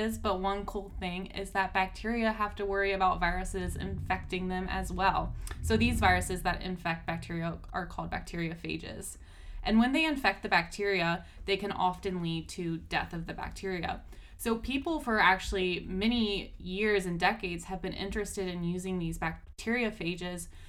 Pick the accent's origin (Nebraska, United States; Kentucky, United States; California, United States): Kentucky, United States; moved away; I'm a Kentuckian